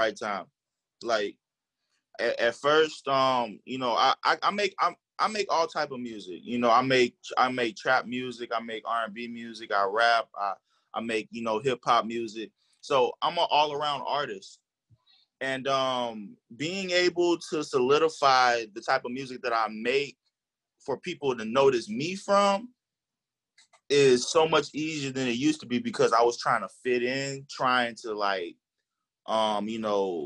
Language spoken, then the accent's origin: English; Chicago, Illinois, United States; I grew up on the west side